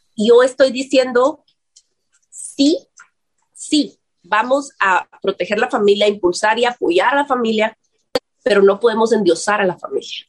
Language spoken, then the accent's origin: Spanish; Guatemala; decimos aquí en Guatemala